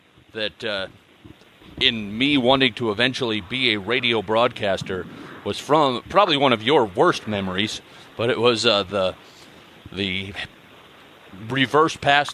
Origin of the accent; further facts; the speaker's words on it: Nebraska, United States; I'm born and raised in Nebraska